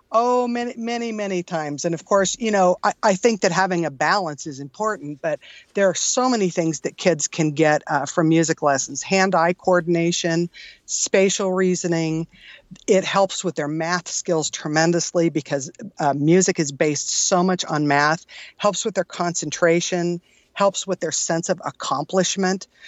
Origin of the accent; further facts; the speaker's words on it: San Jose, California, United States; moved away as an adult; now in Tucson, United States; originally born and raised in California in the San Jose area, heart of Silicon Valley